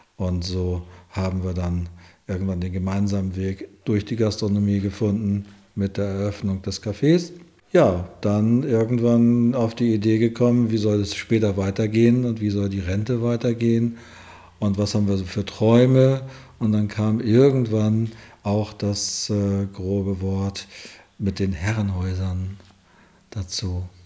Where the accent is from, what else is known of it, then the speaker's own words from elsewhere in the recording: Malente, Schleswig-Holstein, Germany; moved away as an adult; also born or lived in Hamburg / Lübeck; now in Schönhof, Germany; die Wurzeln in Schleswig-Holstein, in Malente, die Gegend